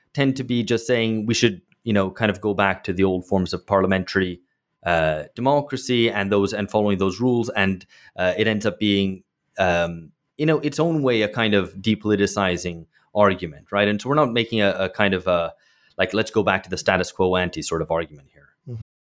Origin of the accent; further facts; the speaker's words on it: United Kingdom; moved away as an adult; now in São Paulo, Brazil; I grew up in Britain